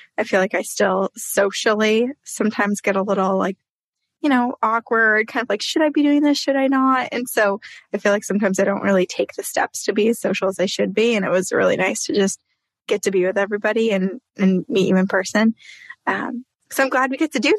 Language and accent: English; Vermont, United States; I grew up in Vermont